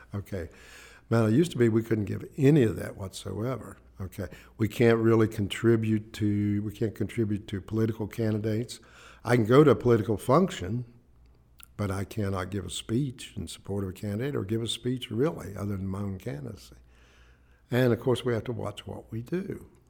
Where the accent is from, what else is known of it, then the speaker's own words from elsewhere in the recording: Ivydale, West Virginia, United States; also born or lived in Braxton County, West Virginia; I was born in Braxton County, raised in Ivydale, Clay County